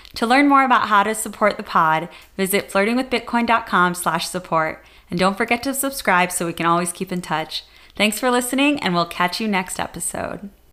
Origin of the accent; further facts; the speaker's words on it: United States; as an American